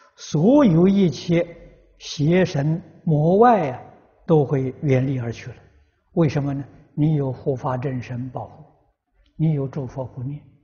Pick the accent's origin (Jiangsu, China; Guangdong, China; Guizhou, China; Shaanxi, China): Guizhou, China; moved away; 我过去小时候在贵州念书